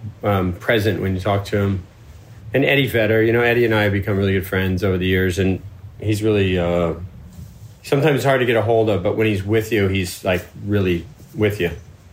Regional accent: Florida, United States; I'm from Florida.

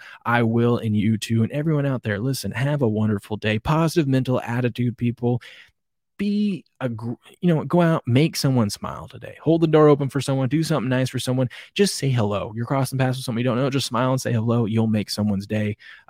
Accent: Green Bay, Wisconsin, United States; I grew up in Green Bay, drafted at 21, fell in love with the game

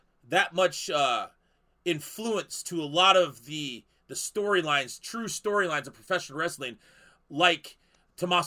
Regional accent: South Dakota, United States; from my home state

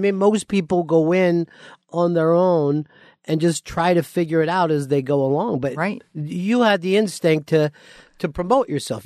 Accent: outside of Philly, Pennsylvania, United States; moved away; also born or lived in Florida; I grew up outside of Philly

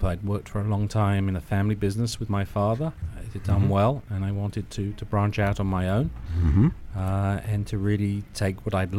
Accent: London, United Kingdom; moved away as an adult; now in United States; Originally from London, United Kingdom.

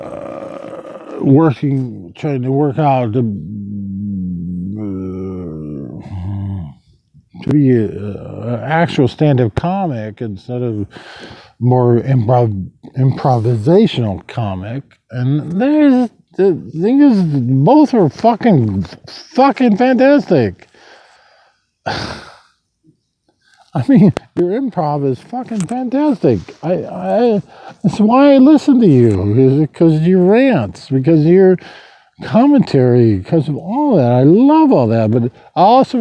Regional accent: Lincoln, Nebraska, United States; moved away; my hometown in Lincoln, Nebraska

